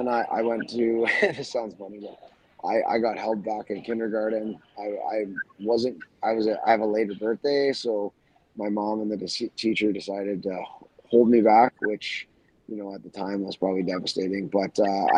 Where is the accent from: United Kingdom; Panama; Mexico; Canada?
Canada; Wainwright, Alberta; also born or lived in Vermilion, Alberta; I grew up in Wainwright, the big hard streets of Wainwright.